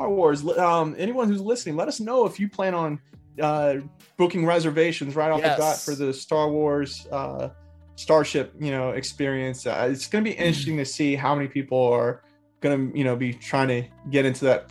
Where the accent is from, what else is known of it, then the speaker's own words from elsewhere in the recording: Miami, Florida, United States; I was born and raised in Miami